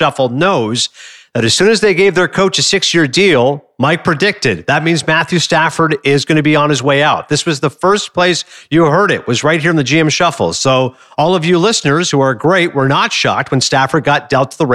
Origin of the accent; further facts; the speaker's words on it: Canada; now in Bergen County, United States; as a Canadian